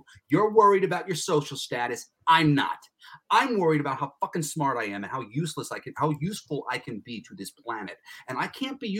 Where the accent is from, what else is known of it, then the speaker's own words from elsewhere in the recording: New York, United States; I'm from New York